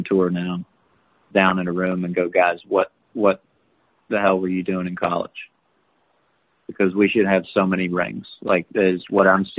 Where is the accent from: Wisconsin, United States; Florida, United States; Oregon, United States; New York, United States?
Florida, United States; Tampa; I grew up in Tampa